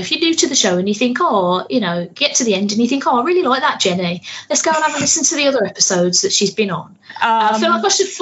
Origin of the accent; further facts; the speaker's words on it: United Kingdom; I'm very British